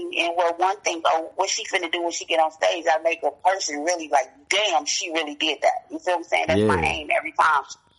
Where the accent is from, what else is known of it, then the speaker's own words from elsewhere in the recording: Gary, Indiana, United States; also born or lived in Chicago, Illinois; now in Fayetteville, North Carolina, United States; I was born and raised in Gary, Indiana